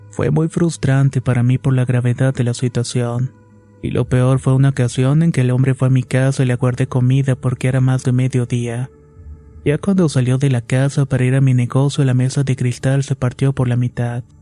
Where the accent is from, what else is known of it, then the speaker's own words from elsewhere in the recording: Mao, Valverde, Dominican Republic; Soy de Mao, República Dominicana, y anteriormente no era creyente de la brujería.